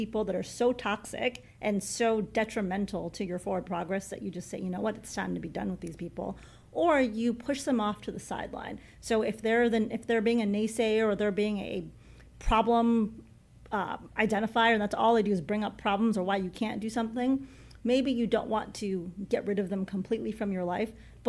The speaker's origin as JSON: {"language": "English", "town": "Chicago", "region": "Illinois", "country": "United States", "tie": "born or raised there", "said": "I grew up in Chicago, diehard Chicago Bears fan"}